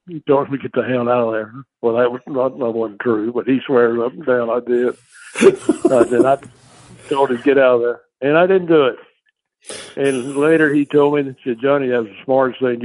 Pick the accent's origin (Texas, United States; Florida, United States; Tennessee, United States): Texas, United States; I grew up in Texas down here cooking whole chicken.